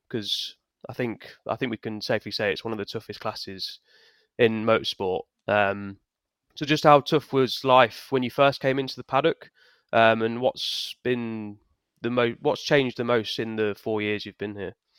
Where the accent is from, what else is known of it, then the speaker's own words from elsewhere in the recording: United Kingdom; we're obviously British